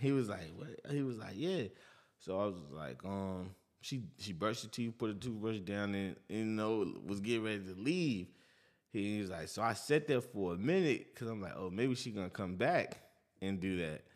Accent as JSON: {"language": "English", "region": "New York", "country": "United States", "said": "I'm from New York"}